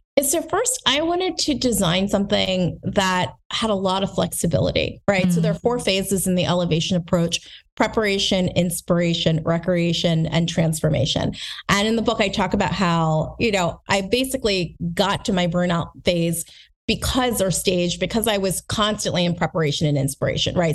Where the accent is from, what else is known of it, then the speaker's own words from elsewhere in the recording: United States; also born or lived in New Jersey / Lancaster, Pennsylvania; I grew up in New Jersey, rather from Lancaster, Pennsylvania